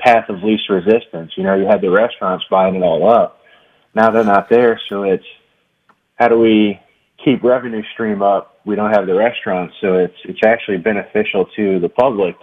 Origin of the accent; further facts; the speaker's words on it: Houma, Louisiana, United States; I grew up in Houma